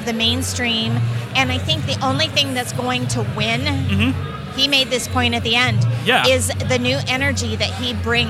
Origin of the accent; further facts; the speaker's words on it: Eastern Nebraska, United States; moved away as an adult; now in Muscatine, United States; I'm from Eastern Nebraska.